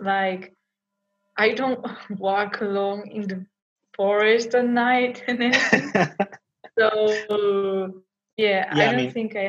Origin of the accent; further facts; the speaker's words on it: Vigo, Galicia, Spain; I'm from Galicia, specifically from a city called Vigo.